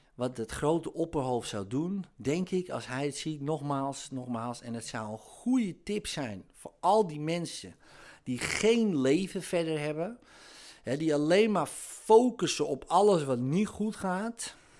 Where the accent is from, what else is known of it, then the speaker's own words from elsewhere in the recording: near Amsterdam, North Holland, Netherlands; dat hoor je natuurlijk wel aan mijn accent. Ik kom uit de buurt van Amsterdam